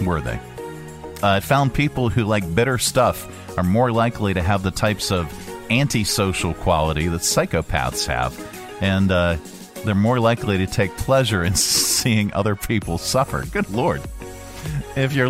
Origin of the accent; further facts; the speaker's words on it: Pittsburgh, Pennsylvania, United States; also born or lived in Western Maryland; now in Lynchburg, United States; I grew up outside of Pittsburgh